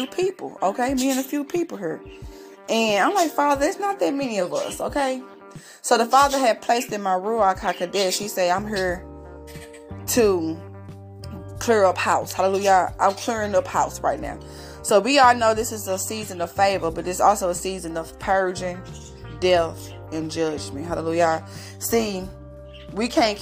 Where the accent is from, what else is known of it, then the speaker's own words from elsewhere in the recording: St. Louis, Missouri, United States; I'm from St. Louis, Missouri